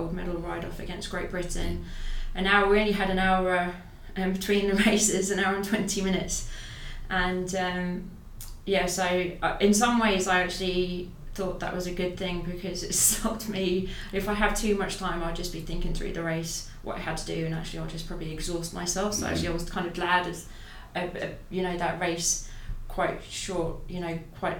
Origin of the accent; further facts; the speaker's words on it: Ireland; I'm an Irish paracyclist.